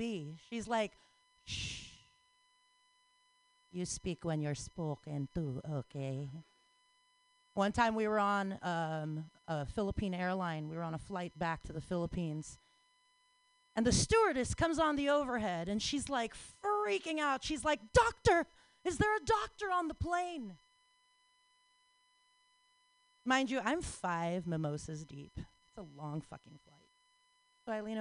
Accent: New York, United States; I'm from New York

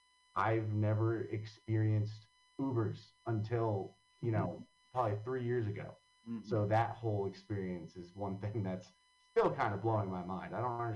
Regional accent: Long Valley, New Jersey, United States; now in Hoboken, United States; I grew up in Long Valley, New Jersey, which if anyone doesn't know where that is, it's in Morris County, right up against the Pennsylvania border. And I grew up right across from a horse farm. Mm-hmm. So it's pretty rural. I had like a quarter mile long driveway.

